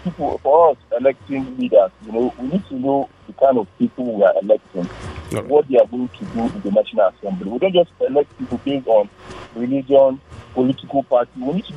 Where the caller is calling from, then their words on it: Nigeria; I'm calling from Angarogo.